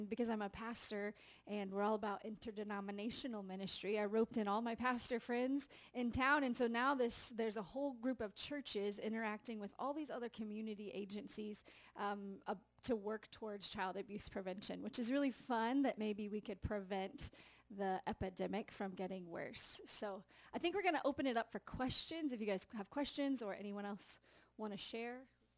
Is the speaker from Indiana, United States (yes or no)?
yes; Indiana, United States; I'm from Indiana